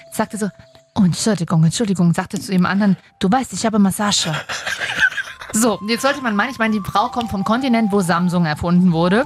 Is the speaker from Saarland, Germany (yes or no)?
no; Leipzig, Saxony, Germany; ich komme aus Sachsen, ich bin Leipzigerin und deswegen bin ich eigentlich Leipzigerin und nicht Sächsin.